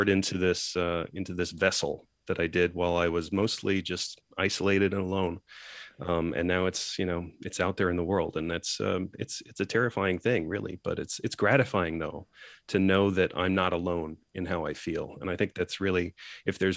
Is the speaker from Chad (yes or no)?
no; Geneva, Switzerland; I grew up in Geneva, Switzerland, surrounded by 100-odd nationalities around me at an international school.